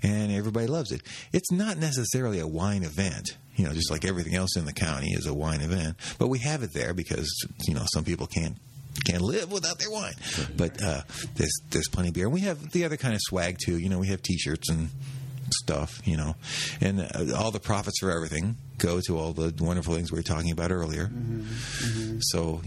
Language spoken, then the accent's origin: English; Los Angeles, California, United States; moved away; I grew up in Los Angeles